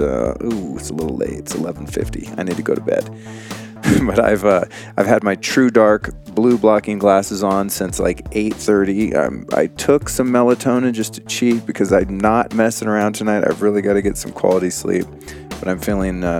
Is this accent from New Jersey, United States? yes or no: no; Aspen, Colorado, United States; moved away; I'm originally from Aspen